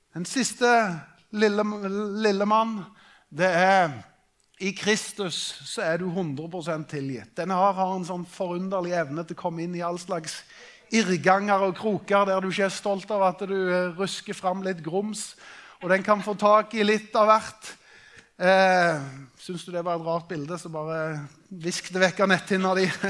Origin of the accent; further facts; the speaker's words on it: Norway; vi er nordmenn